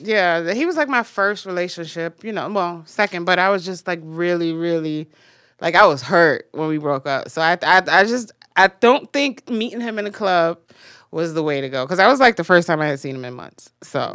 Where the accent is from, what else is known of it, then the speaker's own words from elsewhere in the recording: Jamaica; I'm Jamaican.